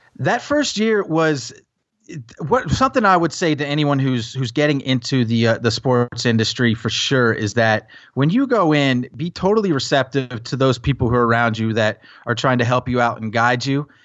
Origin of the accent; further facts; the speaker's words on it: Tennessee, United States; also born or lived in New Jersey; while I grew up in Tennessee